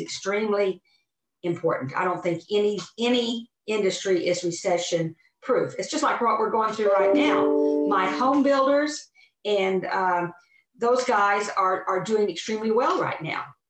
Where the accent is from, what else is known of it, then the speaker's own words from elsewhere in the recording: Oklahoma, United States; I'm from Oklahoma